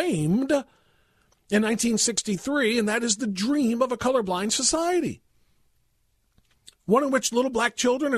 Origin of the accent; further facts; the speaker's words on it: Ohio, United States; my home state here of Ohio